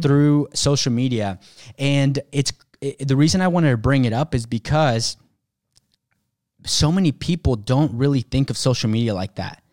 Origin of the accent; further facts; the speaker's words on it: Mexico; moved away; I was born in Mexico.